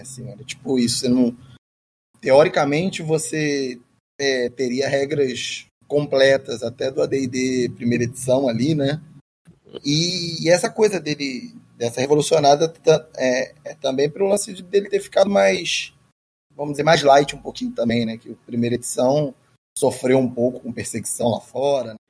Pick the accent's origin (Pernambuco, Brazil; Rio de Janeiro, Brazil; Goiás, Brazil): Rio de Janeiro, Brazil; Xerém; eu sou de Xerém, né? Eu não sou do, do Rio. Xerém é um terra do …